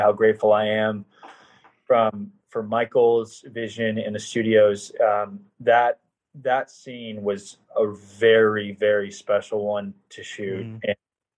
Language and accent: English; Canada; I'm from Canada